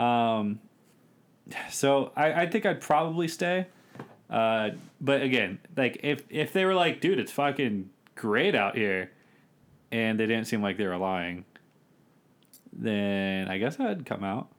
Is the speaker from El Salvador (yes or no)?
no; Bowie, Maryland, United States; I'm from Bowie, Maryland